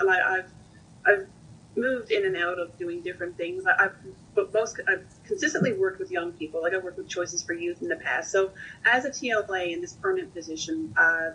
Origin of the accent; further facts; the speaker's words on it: Newfoundland and Labrador, Canada; moved away as an adult; also born or lived in Ontario; now in Nova Scotia, Canada; So I am a Newfoundlander, but I was living in Ontario. And just after I moved back home to Newfoundland